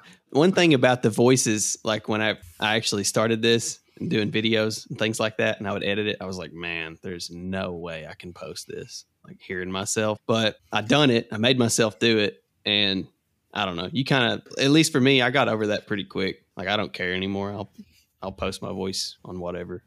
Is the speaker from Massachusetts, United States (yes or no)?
no; Kentucky, United States